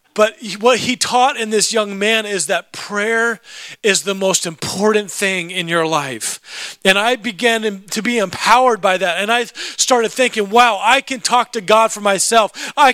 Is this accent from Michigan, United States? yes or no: no; Alaska, United States; also born or lived in California / Idaho / Oregon; I grew up in Alaska. And we lived in Alaska, and then we moved to California, and then we lived in Alaska, and then we moved out to Idaho and Oregon, and then back to Alaska